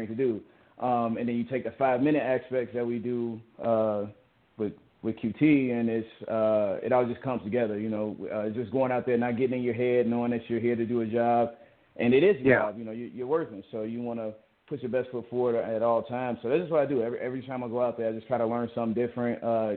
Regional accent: Chicago, Illinois, United States; moved away; also born or lived in Georgia; I grew up on the south side of Chicago, Englewood, Chicago, Illinois.

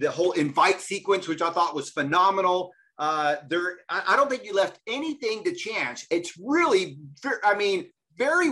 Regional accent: Houston, Texas, United States; moved away; also born or lived in New York; I grew up in Houston.

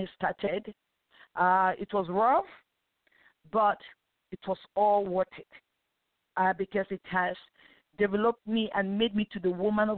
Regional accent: Nigeria; now in United States; I grew up in Nigeria. I was born in Nigeria before I relocated to United States of America many years ago

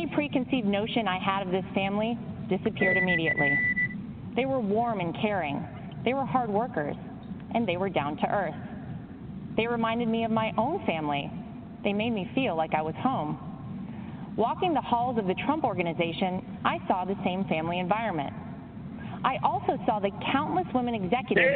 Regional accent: Wrightsville Beach, North Carolina, United States; moved away as an adult; also born or lived in New York City; I grew up in Wrightsville Beach, North Carolina

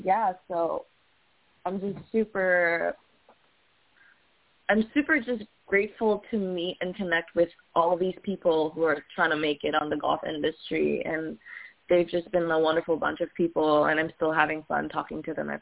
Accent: Kuala Lumpur, Malaysia; now in California, United States; I'm not Filipino. I'm Malaysian.

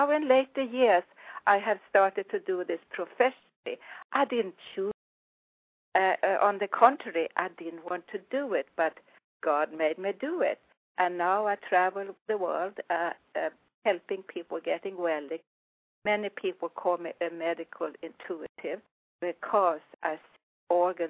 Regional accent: Sweden; accent: Swedish; English is a second language; also born or lived in Florida, United States; now in United States; I come from Sweden. I was born in Sweden

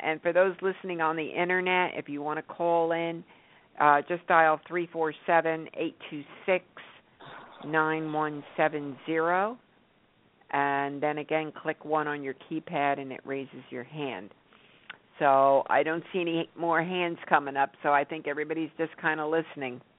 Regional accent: New York, United States; moved away; I grew up in New York

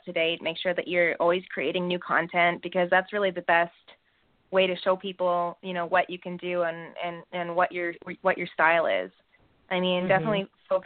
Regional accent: Calgary, Alberta, Canada; I'm a Canadian makeup artist from Calgary, Alberta

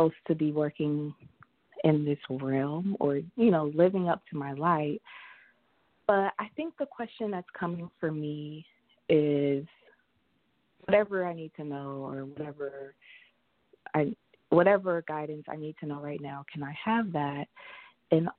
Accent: Atlanta, Georgia, United States; now in Savannah, United States; I'm calling from actually Savannah, Georgia, but I'm from Atlanta.

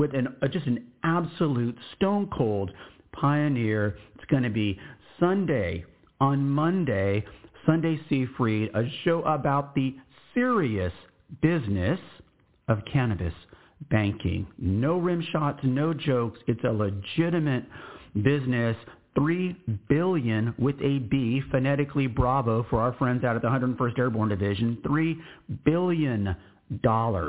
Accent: Texas, United States; I'm American, I'm Texan

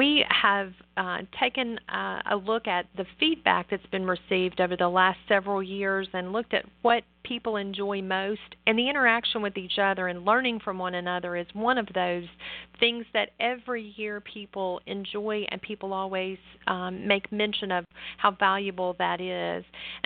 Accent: Nashville, Tennessee, United States; it's in my hometown

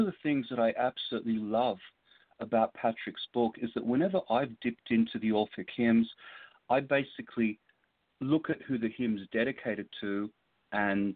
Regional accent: Sydney, New South Wales, Australia; now in Los Angeles, United States; my hometown of Sydney

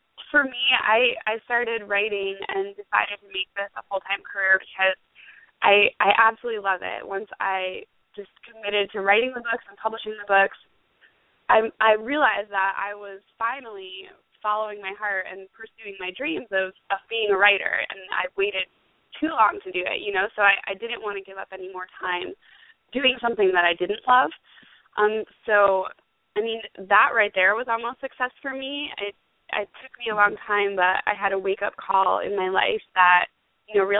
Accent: Pennsylvania, United States; now in St. Augustine, United States; I just got to go home to my hometown in Pennsylvania and speak at my old high school

